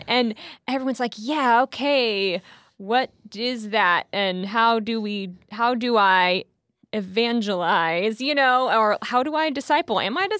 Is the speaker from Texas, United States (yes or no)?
yes; Houston, Texas, United States; I'm from Houston, I guess.